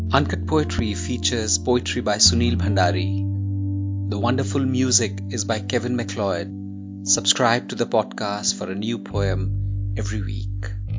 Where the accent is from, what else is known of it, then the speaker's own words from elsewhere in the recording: India; I'm a poet from India.